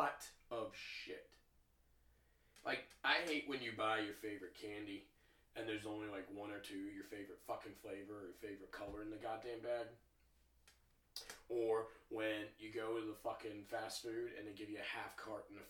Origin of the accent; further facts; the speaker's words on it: the South, United States; I grew up in the South